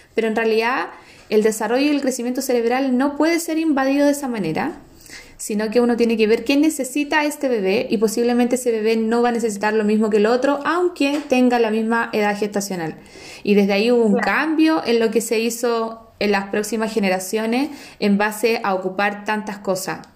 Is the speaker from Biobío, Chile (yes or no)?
no; San Felipe, Valparaíso, Chile; soy de Heidi Town, soy de San Felipe